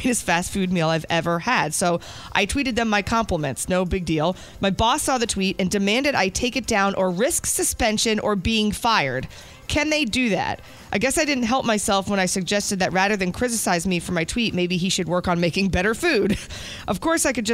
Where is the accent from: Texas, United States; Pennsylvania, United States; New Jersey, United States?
New Jersey, United States; moved away; my parents were born in New York, I grew up in New Jersey